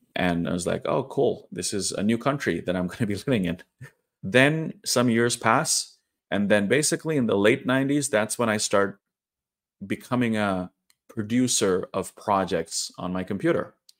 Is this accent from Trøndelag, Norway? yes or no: yes; Trondheim, Trøndelag, Norway; moved away as an adult; also born or lived in India; now in Oslo, Norway; in my hometown of Trondheim, which is, uh, like nine hours drive north from where I live now in the capital, Oslo.